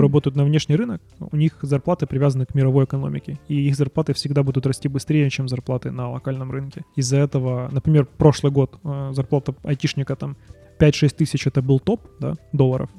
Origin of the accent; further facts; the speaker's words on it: Ukraine; moved away as an adult; now in Canada; мы уехали из Украины.